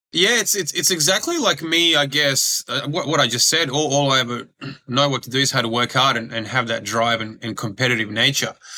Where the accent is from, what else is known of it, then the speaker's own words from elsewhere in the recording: Australia; English is a second language; also born or lived in Croatia / Serbia; I grew up grew up in Australia in the school system here and and you know adjusted to to the Australian culture really quickly